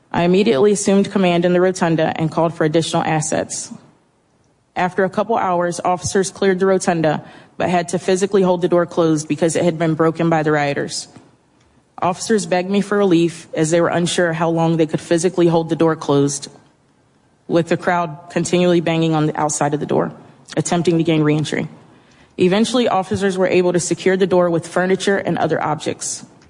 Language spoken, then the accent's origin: English; United States; As an American and as an Army veteran